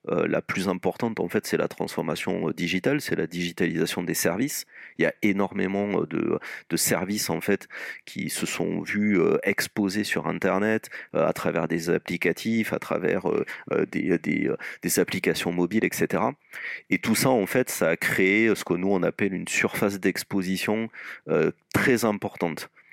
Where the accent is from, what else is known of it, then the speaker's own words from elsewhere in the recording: Toulouse, Occitania, France; moved away as an adult; now in Lyon, France; moi je sois toulousain d'origine et exporté à Lyon pour des besoins professionnels